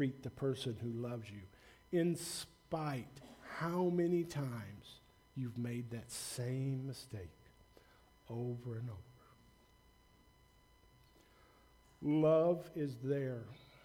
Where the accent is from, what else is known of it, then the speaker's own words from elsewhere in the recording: the South, United States; I grew up in the South, you know, during the 60s, during the race riots, and I'm white